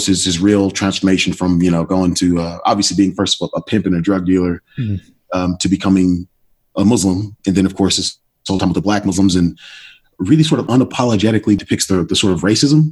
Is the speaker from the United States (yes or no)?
yes; Oakland, California, United States; black kid growing up in Oakland